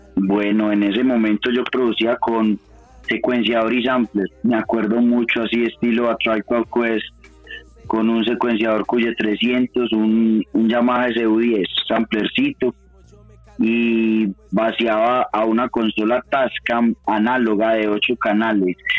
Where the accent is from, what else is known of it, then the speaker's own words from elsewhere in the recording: Medellín, Antioquia, Colombia; now in Bogotá, Colombia; desde acá, desde Bogotá, pero soy oriundo de Medallo, de Medellín. Eh, estoy en ese momento radicado en Bogotá